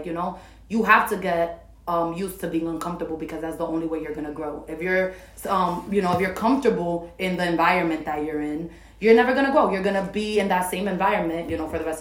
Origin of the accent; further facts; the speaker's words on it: New York City, New York, United States; I was born and raised in Washington Heights